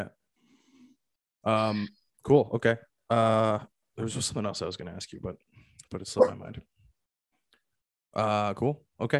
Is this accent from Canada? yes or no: yes; Victoria, British Columbia, Canada; I'm in Toronto right now, even though I'm from Victoria.